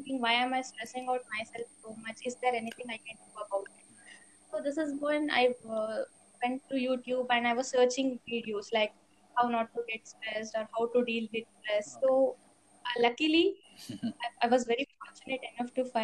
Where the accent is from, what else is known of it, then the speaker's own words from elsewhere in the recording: Bangalore, Karnataka, India; I'm from Bangalore only